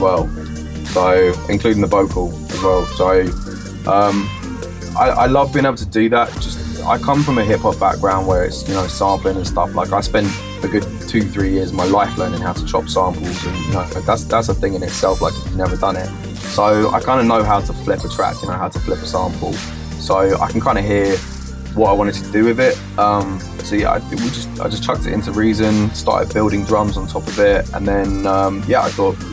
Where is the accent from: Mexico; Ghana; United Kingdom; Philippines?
United Kingdom; Watford, East of England; moved away as an adult; also born or lived in London; now in Brighton, United Kingdom; I grew up just outside of London in Watford, like just outside Northwest